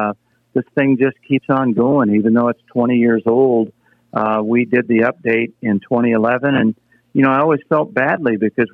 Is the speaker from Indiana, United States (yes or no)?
yes; Anderson, Indiana, United States; I grew up near Anderson, Indiana.